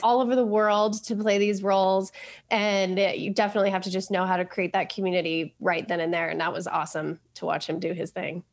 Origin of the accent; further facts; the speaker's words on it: Colorado, United States; moved away; also born or lived in New York; I grew up in Colorado